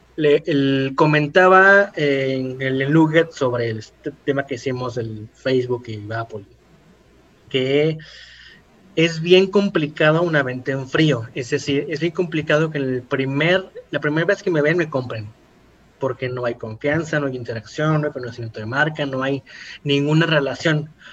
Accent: Ecatepec, State of Mexico, Mexico; soy de Catepec

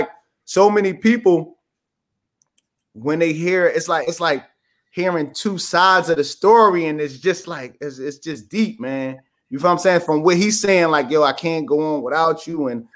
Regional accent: Philadelphia, Pennsylvania, United States; I'm originally from West Philly, 52nd and Parkside, and 49th and Reno

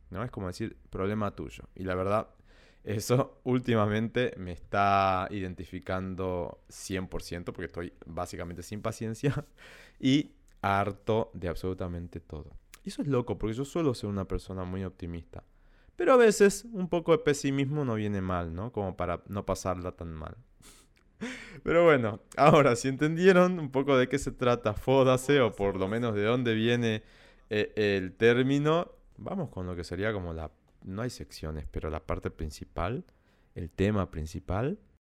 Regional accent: Salta, Argentina; Yo crecí en el campo, en Salta, en medio de la montaña.

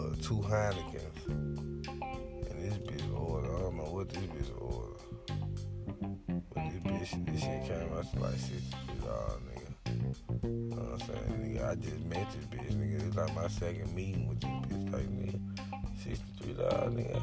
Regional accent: Memphis, Tennessee, United States; I'm from Memphis

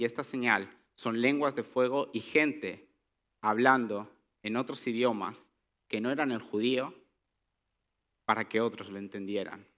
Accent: Catalonia, Spain; Que yo hable catalán es normal porque soy de Cataluña, desde pequeño yo crecí aprendiendo catalán.

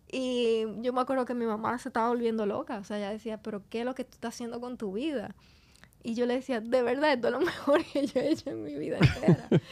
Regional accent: Santo Domingo, Distrito Nacional, Dominican Republic; also born or lived in Argentina; yo me crié en Santo Domingo

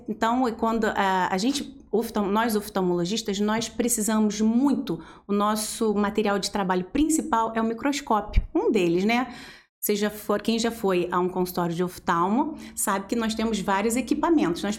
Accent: Engenheiro Paulo de Frontin, Rio de Janeiro, Brazil; moved away as an adult; now in Volta Redonda, Brazil; Na verdade, eu sou da região, Centro-Sul Fluminense, né? Eu sou de Engenheiro Paulo de Fronten, Olha! uma cidadezinha que fica uns 50 minutos, uma hora daqui de Volta Redonda.

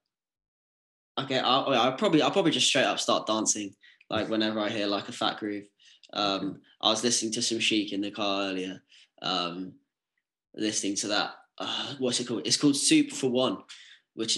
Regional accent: Essex, East of England, United Kingdom; moved away as an adult; also born or lived in Manchester; I'm from Essex

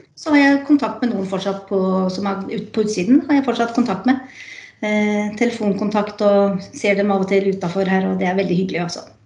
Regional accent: Skien, Vestfold og Telemark, Norway; Jeg er fra Skien

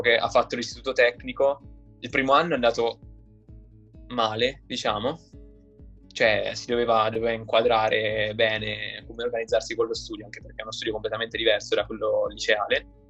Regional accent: Perugia, Umbria, Italy; moved away as an adult; now in Turin, Italy; sono di Perugia e ho 21 anni e studio al Politecnico di Torino

